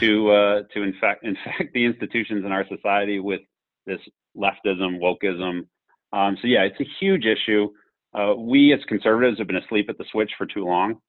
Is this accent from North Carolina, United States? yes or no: no; Berks and Lancaster County, South Central Pennsylvania, United States; as a son of Berks in Lancaster County, so, you know, the real breadbasket uh, of the state in, in South Central Pennsylvania